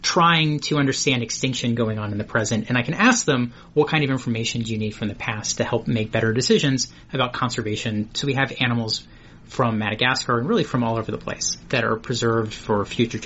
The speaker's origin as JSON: {"language": "English", "town": "Cincinnati", "region": "Ohio", "country": "United States", "said": "I'm originally from Cincinnati, Ohio"}